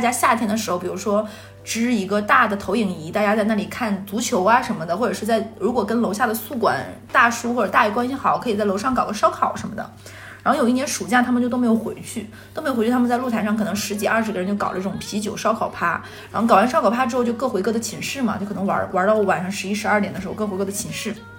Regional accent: Northeast China, China; moved away as an adult; now in Shanghai, China; 对，我是个东北人。

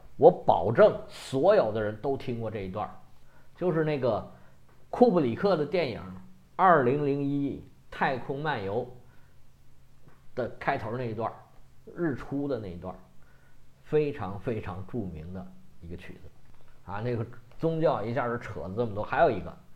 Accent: China; 我们中国人

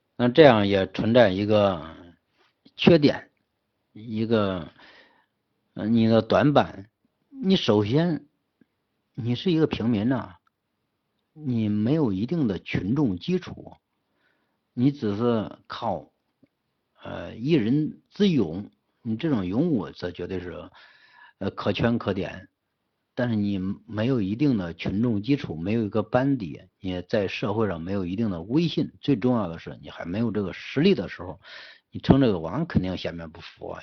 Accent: Henan, China; 我们河南人

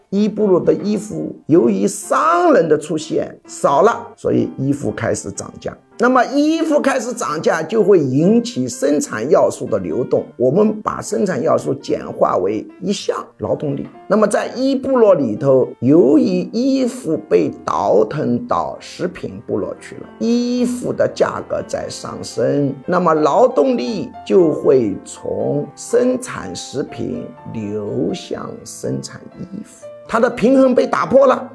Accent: Jiangxi, China; 我老家江西省

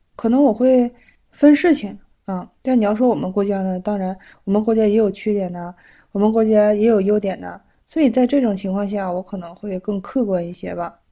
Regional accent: China; now in Japan; 我们中国人

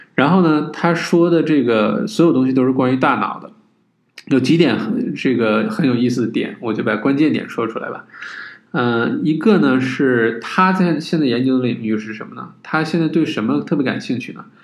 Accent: China; 就是说我们中国人不是说这个近朱者赤，近墨者黑，对吧？

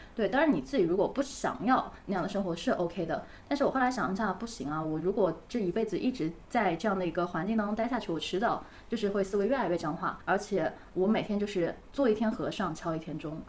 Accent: Hangzhou, Zhejiang, China; 因为我杭州人嘛

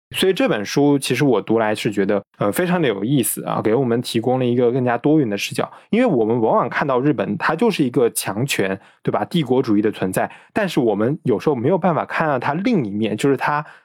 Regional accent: China; 西方文明接受黄色和我们中国人接受黄色的时候

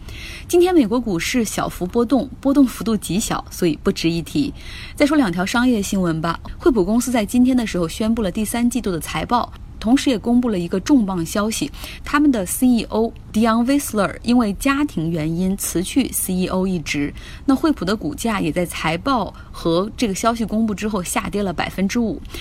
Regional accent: China; 那我们中国人如果用水果来比喻，大家觉得什么更好

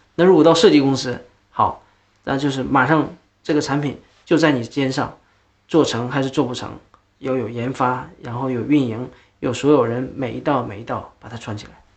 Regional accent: Lesser Khingan Mountains, Northeast China, China; accent: Northeastern (Dongbei); moved away; also born or lived in Changchun, Jilin; 其实我出生在一个东北的一个小西安岭、小小林场里面、小山村里面

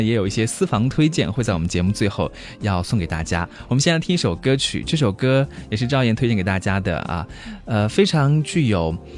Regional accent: China; 在我们中国人的酒桌上面啊，也会有很多的风俗习惯

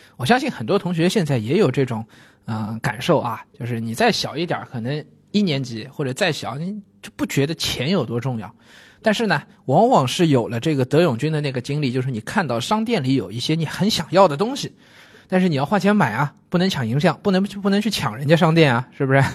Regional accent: China; 我小时候在中国，我们用的这个蜡笔和那种水彩笔也就是十二种颜色啊

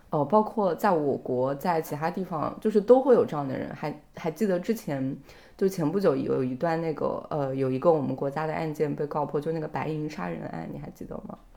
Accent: southern China, China; 即便我是一个南方人

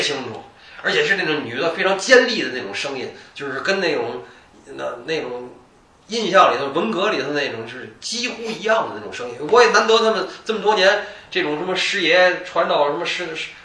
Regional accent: Tianjin, China; 天津人还有一个专有名词叫挂盖儿

